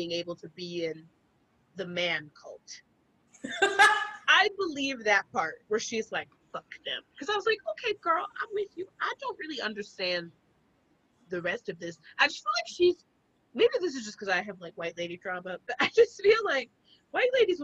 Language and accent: English; South Carolina, United States; I'm from South Carolina